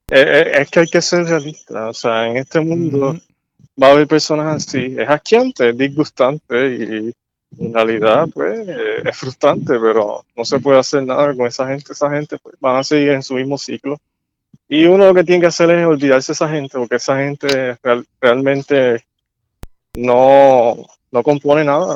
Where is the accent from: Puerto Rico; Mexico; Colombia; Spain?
Puerto Rico; yo también soy puertorriqueño